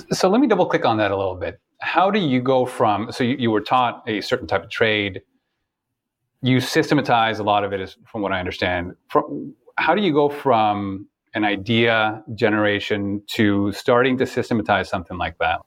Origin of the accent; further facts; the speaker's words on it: Toronto, Ontario, Canada; moved away; I'm originally from Toronto